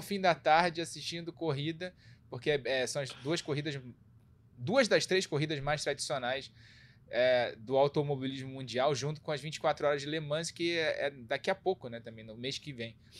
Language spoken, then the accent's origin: Portuguese; Brazil; a gente, como brasileiro